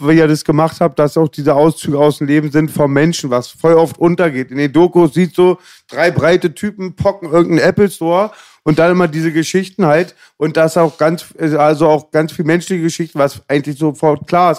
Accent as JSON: {"language": "German", "country": "Germany", "first_language": "German", "said": "als Deutscher, der mit der Sprache aufgewachsen ist, vom Eltern auch"}